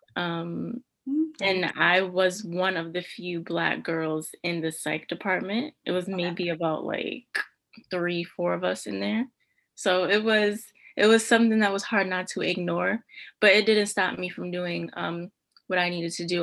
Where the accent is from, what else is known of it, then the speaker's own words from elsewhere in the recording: New York City, New York, United States; moved away as an adult; now in Albany, United States; I am from Brooklyn, New York. Um, for undergrad, I went to Wells College and I went to Brooklyn Theater High Brooklyn Theater Arts High School